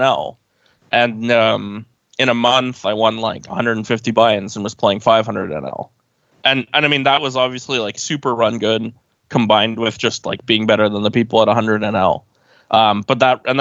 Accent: Oakville, Ontario, Canada; I'm from Oakville, which is a suburb of Toronto

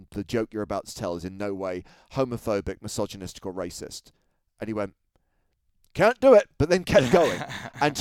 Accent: London, United Kingdom; I was from London

